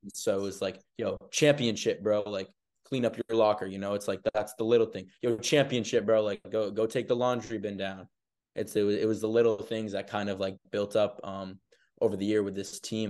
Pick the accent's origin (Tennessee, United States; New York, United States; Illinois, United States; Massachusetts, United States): Massachusetts, United States; Arlington; also born or lived in Burlington, Vermont; I'm an Arlington native